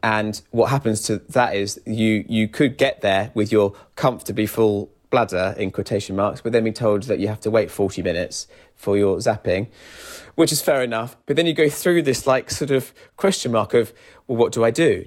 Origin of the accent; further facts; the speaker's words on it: Kent, South East England, United Kingdom; moved away as an adult; now in London, United Kingdom; I'm from Kent originally, but I've been living in London for eight years